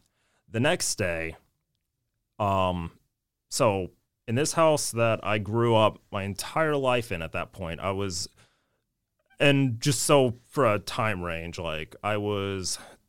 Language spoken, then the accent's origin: English; Palmer, Alaska, United States; born there; I was born in Palmer.